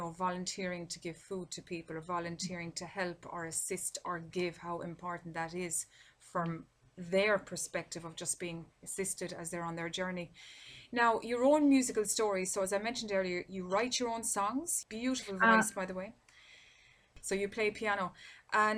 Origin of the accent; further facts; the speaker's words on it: Ireland; my home country in Ireland